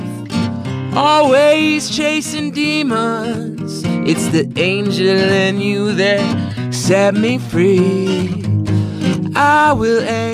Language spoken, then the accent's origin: English; Canada; also born or lived in Oregon, United States; I was born in Oregon, and then when I was about four, we moved up to Canada, where my mom is from